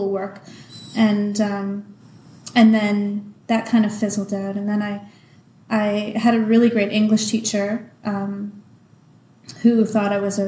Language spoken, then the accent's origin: English; Toronto, Ontario, Canada; moved away as an adult; also born or lived in Kingston, Ontario; So I come from Toronto, Canada. Grew up in Toronto